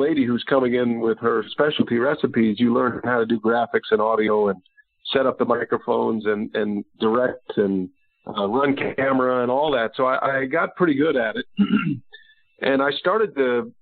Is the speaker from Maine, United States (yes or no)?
no; Texas, United States; growing up in Texas like I did